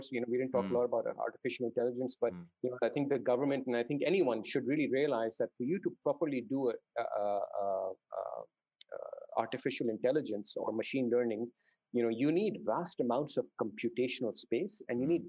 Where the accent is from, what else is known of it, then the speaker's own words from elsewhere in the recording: Dubai, United Arab Emirates; also born or lived in Saudi Arabia; So I grew up in Dubai uh, and Saudi Arabia to a certain extent.